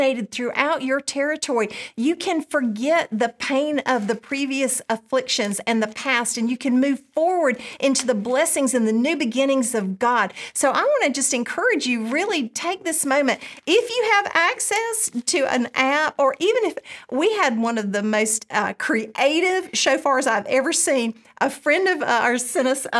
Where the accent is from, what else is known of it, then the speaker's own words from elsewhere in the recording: United States; I grew up in America